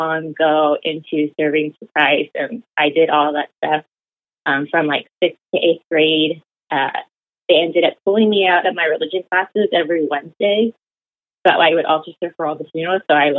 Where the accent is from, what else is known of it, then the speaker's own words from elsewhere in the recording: Los Angeles County, California, United States; So I am a first generation Chicana feminist. I was born and raised in Los Angeles County area. Both my parents are Mexican. They grew up, and I grew up in a very strong Catholic household.